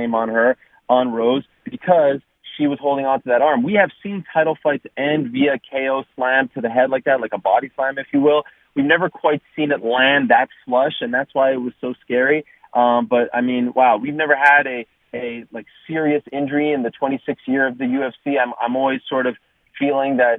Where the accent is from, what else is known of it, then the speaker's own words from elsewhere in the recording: Canada; the prodigal son from my home country of Canada